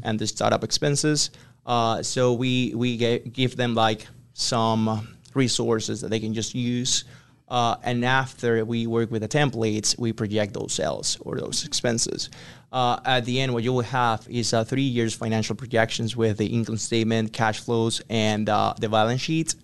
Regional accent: Ecuador; English is a second language; moved away as an adult; I'm from Ecuador. So I came here in twenty nineteen

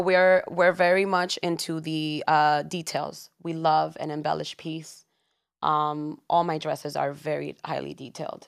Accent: New York, United States; born in New York, born and raised in Washington Heights.

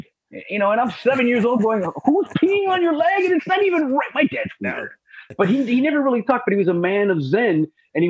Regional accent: Los Angeles, California, United States; now in Florida, United States; Born and raised in Los Angeles

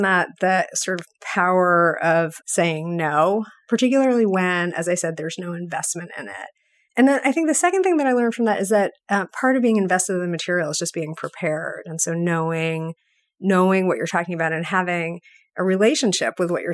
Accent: New York, United States; now in Boston, United States; I grew up in New York.

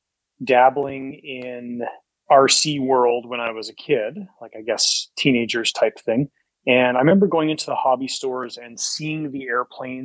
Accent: Calgary, Alberta, Canada; Born and raised in Calgary

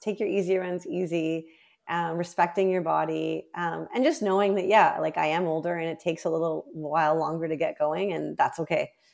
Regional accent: Canada; as a Canadian record holder

